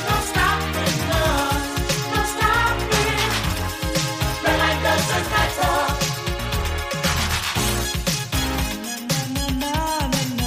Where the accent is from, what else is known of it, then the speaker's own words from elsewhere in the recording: Philadelphia, Pennsylvania, United States; also born or lived in Los Angeles; my hometown of Philadelphia